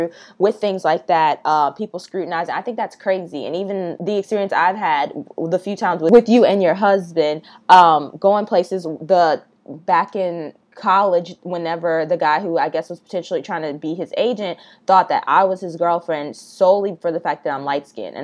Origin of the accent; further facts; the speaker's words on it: the South, United States; Growing up in the South